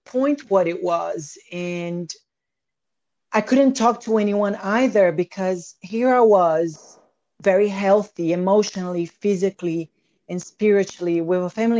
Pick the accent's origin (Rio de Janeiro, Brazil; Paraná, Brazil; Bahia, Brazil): Bahia, Brazil; Salvador; moved away; I grew up in Brazil, between the farmhouse and the beach house.